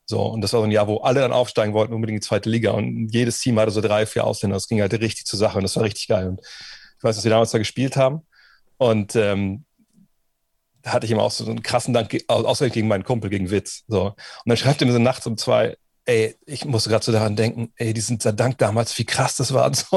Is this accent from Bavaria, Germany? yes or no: no; Wolfsburg, Lower Saxony, Germany; angefangen haben wir hier auch in, in Westhagen, wo ich groß geworden bin